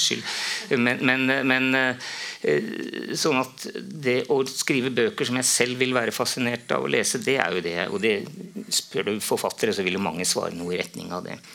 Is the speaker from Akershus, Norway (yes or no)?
yes; Romerike, Akershus, Norway; det, var på en måte naturlig da, etter mange år, å skrive noe om hjemtraktene mine